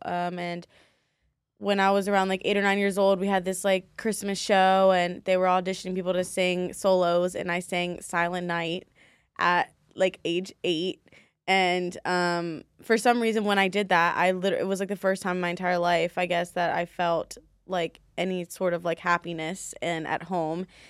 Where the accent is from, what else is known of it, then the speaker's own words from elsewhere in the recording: Baltimore, Maryland, United States; moved away as an adult; also born or lived in DC, Maryland, Virginia (DMV); now in Las Vegas, United States; I was born in Baltimore, Maryland